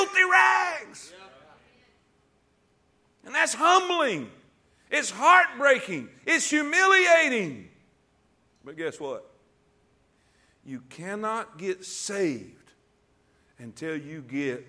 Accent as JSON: {"language": "English", "region": "Alabama", "country": "United States", "said": "I'm a redneck from Alabama"}